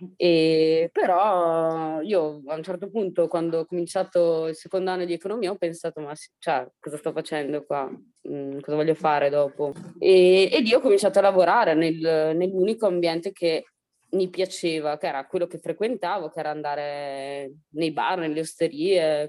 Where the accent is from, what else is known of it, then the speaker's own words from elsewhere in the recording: Italy; io ho sempre vissuto qua, sono nata a San Zeno